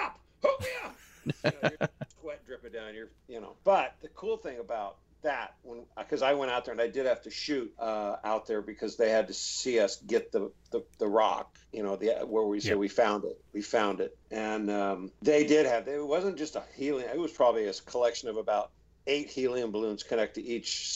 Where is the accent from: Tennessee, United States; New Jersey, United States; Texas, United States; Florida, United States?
Texas, United States; Houston; I grew up in Houston